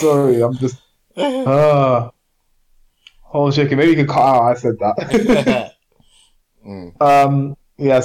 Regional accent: Edmonton, London, United Kingdom; growing up in Edmonton

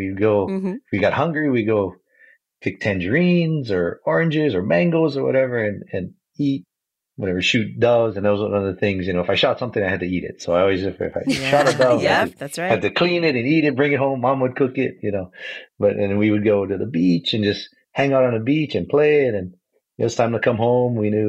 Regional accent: Kauai, Hawaii, United States; the first part of growing up on Kauai, we lived on a ranch in Anahola. So, you know, it was 142 acres, had our own waterfall in front of the house, and had beach, front access.

